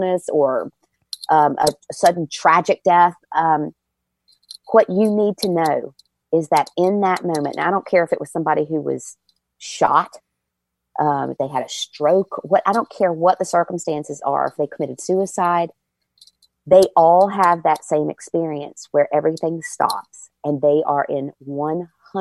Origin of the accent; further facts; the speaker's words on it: Virginia, United States; moved away; I'm from Virginia and I love, when I go home, I go to Busch Gardens.